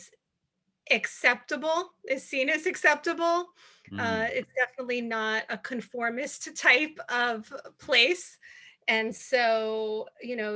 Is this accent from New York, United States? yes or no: yes; New York City, New York, United States; moved away; also born or lived in Atlanta, Georgia; I am from New York City